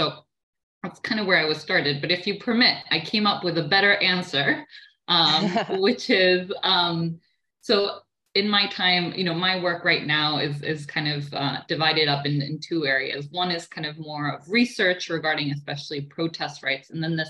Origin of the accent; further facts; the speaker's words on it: Argentina; English is a second language; So yeah, I grew up in Argentina. I moved a lot due to my parents' work